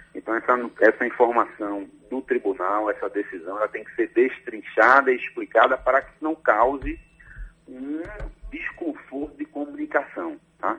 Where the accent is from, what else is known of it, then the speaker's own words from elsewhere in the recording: Recife, Pernambuco, Brazil; moved away as an adult; also born or lived in Bahia; now in Salvador, Brazil; Nasci em Recife, Pernambuco, mas já estou na Bahia há 12 anos. Obviamente que o sotaque é nossa origem, nossa raiz não perde nunca